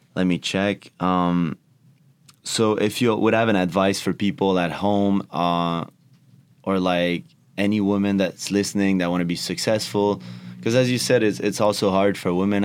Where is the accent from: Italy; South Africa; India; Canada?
Canada; English is a second language; I'm from Canada